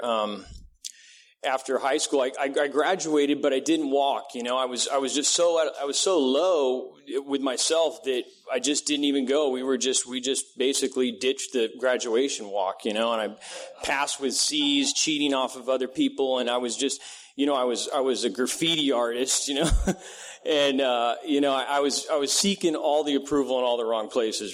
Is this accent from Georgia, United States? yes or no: no; Vista, California, United States; also born or lived in Redding, California / Encinitas, California; was basically raised in Vista, California